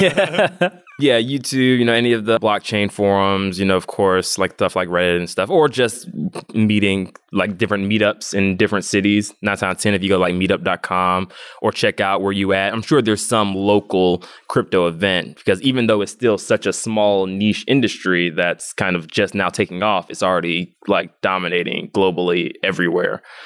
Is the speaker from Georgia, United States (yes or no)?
yes; Atlanta, Georgia, United States; I'm from Atlanta, Georgia, born and raised, where I'm also based now